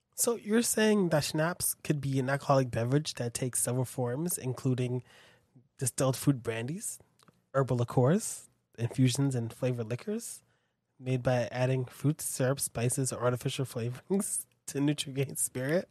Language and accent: English; United States; being American and living here